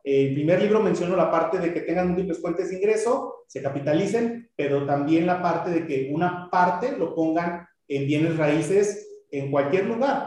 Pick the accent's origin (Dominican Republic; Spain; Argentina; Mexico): Mexico; como mexicanos